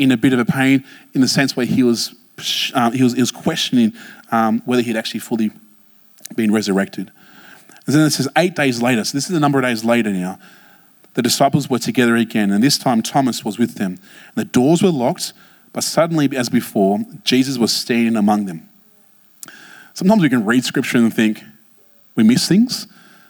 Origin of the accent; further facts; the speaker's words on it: Blacktown, New South Wales, Australia; I grew up in Blacktown